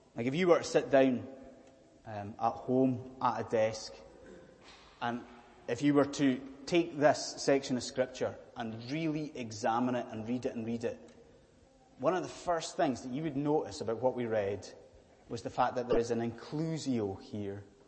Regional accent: Scotland, United Kingdom; I am a Scottish Presbyterian minister

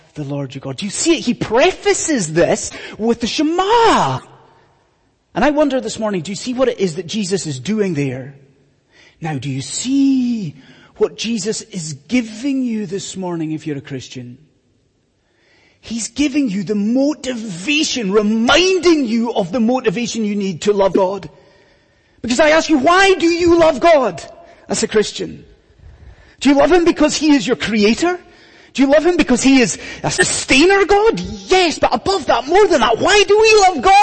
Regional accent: Scotland, United Kingdom; when I was growing up in Scotland, when I was in school in Scotland

